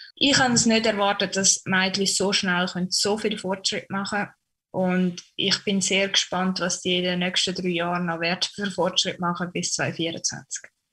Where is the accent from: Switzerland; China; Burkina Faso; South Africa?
Switzerland; St. Gallen; moved away as an adult; now in Erfurt, Germany; St. Gallen, weil es einfach meine Heimat ist und ich doch ein sehr heimatverbundener Mensch bin